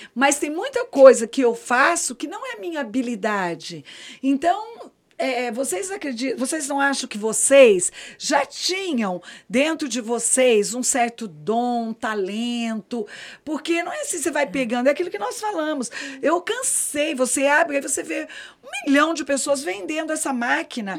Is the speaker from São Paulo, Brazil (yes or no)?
yes; Campinas, São Paulo, Brazil; moved away as an adult; now in Brasília, Brazil; eu sou paulista, eu digo que, na verdade, eu sou brasiliense, porque eu já estou aqui há 34 anos, eu não sou mais campineira, né, gente? Cheguei com 23